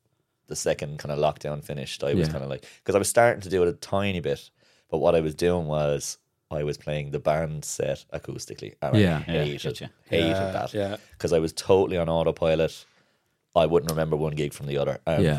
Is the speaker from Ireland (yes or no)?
yes; Kilkenny, Leinster, Ireland; now in Cork, Ireland; I'm from Kilkenny originally.